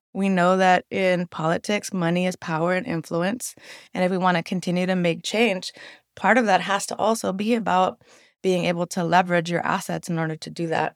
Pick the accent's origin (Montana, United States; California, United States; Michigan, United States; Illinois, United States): California, United States; San Francisco; growing up in the Mission